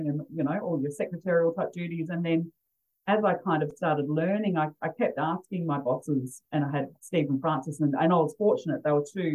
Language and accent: English; Adelaide, South Australia, Australia; I'm from originally from Adelaide